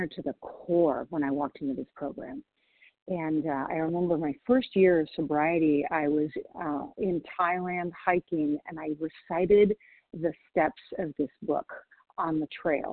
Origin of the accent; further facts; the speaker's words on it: Washington, United States; also born or lived in Nashville, Tennessee; I'm from Washington State, but I'm currently in Nashville, Tennessee